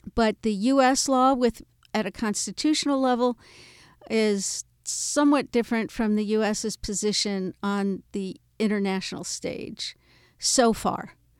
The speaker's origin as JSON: {"language": "English", "country": "United States", "said": "I'm an American"}